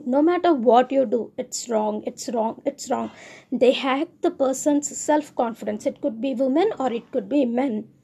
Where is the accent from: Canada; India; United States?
India; I am Indian